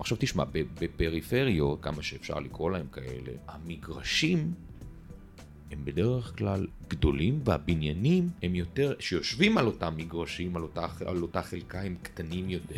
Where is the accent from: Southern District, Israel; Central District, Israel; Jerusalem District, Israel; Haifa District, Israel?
Haifa District, Israel; Haifa; אני חיפאי במקור, מהכרמל